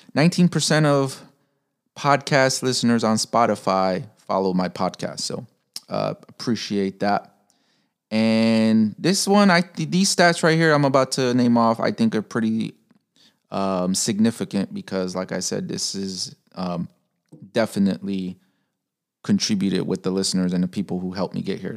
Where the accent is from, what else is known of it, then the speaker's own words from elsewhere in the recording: Chicago, Illinois, United States; I'm from Chicago, Pilsen area